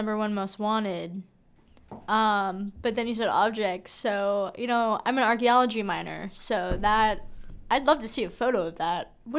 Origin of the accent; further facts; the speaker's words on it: Omaha, Nebraska, United States; I'm from Omaha